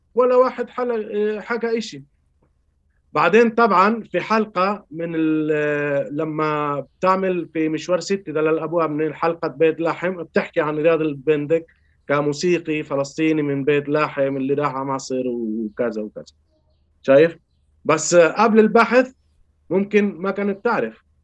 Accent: Chile; born or raised there

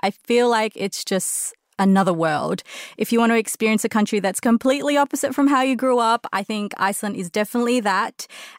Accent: Sydney, New South Wales, Australia; moved away as an adult; now in London, United Kingdom; I'm originally from Sydney, Australia.

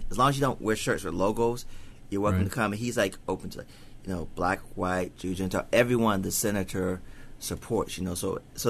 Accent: the South, United States; accent: southern; Well, my mom's from New Orleans. I grew up in a house with people from the south, so I actually do have a southern accent

